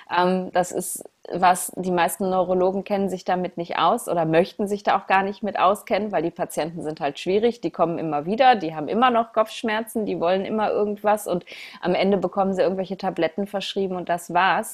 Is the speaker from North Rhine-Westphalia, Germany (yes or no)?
yes; Essen, North Rhine-Westphalia, Germany; in meiner Heimatstadt in Essen